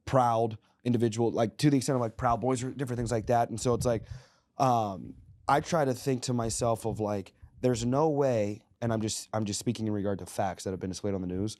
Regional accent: Little Rock, Arkansas, United States; we were born and raised in Little Rock, Arkansas

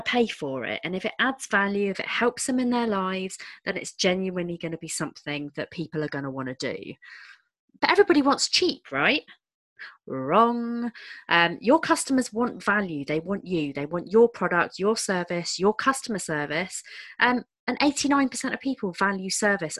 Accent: United Kingdom; we're British

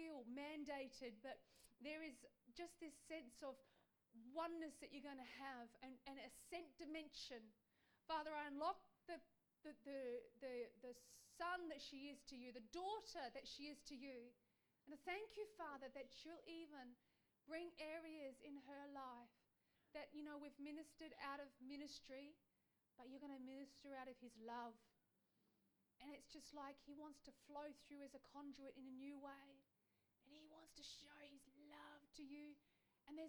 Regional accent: Australia; we as Aussies

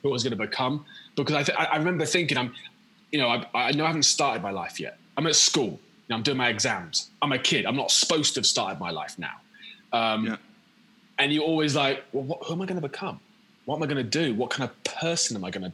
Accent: Quorn, East Midlands, United Kingdom; moved away as an adult; also born or lived in Leicester / Canterbury / Houston, Texas; now in London, United Kingdom; I was born in Leicester, and I grew up in a village just outside of Loughborough.

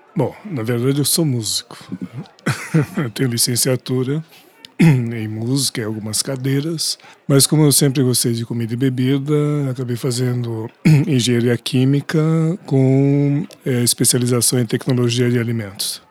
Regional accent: São Paulo, Brazil; also born or lived in Minas Gerais; sou aqui de São Paulo

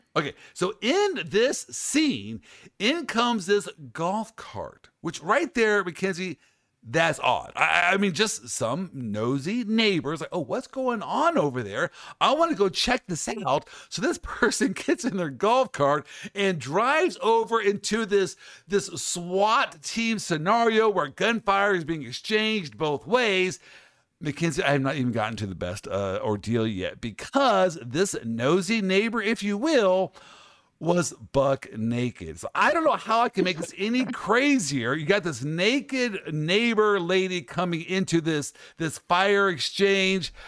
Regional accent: Midwest, United States; I'm from the Midwest.

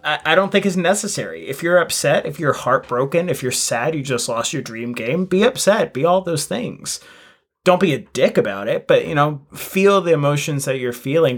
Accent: United States; as an American

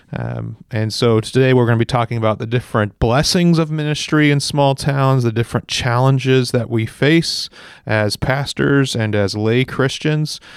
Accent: Central Valley, California, United States; this Central Valley, I grew up here. It's my home and I, I understand it

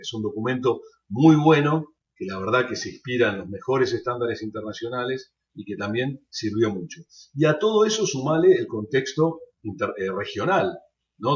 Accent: Argentina; sobre Argentina, mi país

